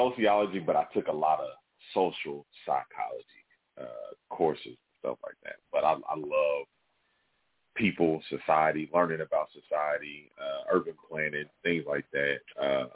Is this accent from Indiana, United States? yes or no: yes; Indianapolis, Indiana, United States; also born or lived in West Lafayette, Indiana; Born and raised, all 30. Other than going to college, I've never lived anywhere else